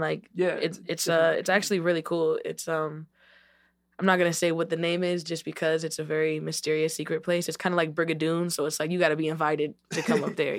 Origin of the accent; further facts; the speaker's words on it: Austin, Texas, United States; born there; I was born in Austin, Texas, and we like was on the road a lot with my parents.